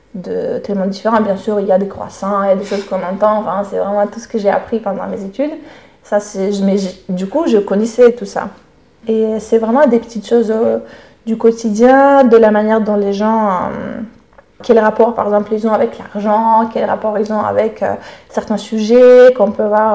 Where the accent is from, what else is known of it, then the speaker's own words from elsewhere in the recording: Russia; first language Russian; French is a second language; moved away as an adult; now in Paris, France; Je suis née en Russie et j'ai vécu les 22 premières années en Russie